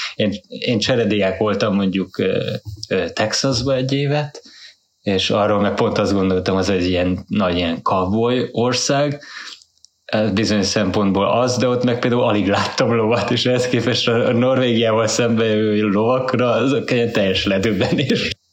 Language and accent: Hungarian; Hungary; moved away as an adult; now in Norway; Magyarországon, abban az időben, mikor kiköltöztünk 2011-be